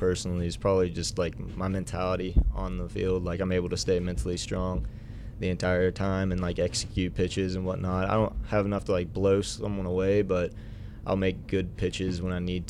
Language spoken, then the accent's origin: English; Huntington, West Virginia, United States; I'm from Huntington, so like coming to Marshall has always kind of been a dream.